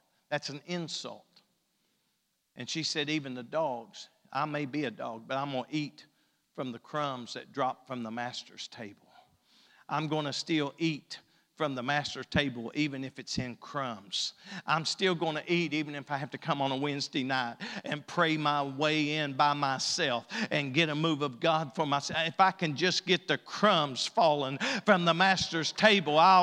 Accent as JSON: {"language": "English", "region": "East Kentucky", "country": "United States", "said": "we're as far east as you can get without being in West Virginia or Virginia."}